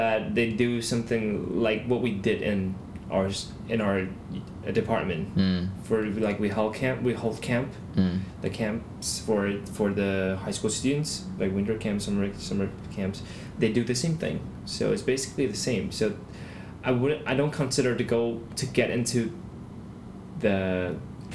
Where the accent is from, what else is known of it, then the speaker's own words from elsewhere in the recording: Taoyuan, Taiwan; we're all from Taoyuan